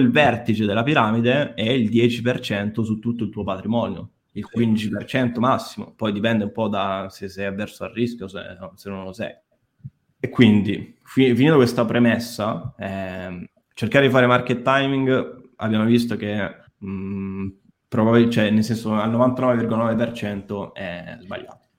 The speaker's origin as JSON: {"language": "Italian", "town": "Rome", "region": "Lazio", "country": "Italy", "said": "Eh, ma c'è tutti, da romano"}